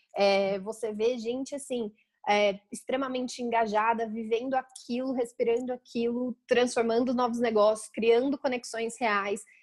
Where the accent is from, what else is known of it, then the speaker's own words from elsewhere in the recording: Campinas, São Paulo, Brazil; eu sou de Campinas, né, interior de São Paulo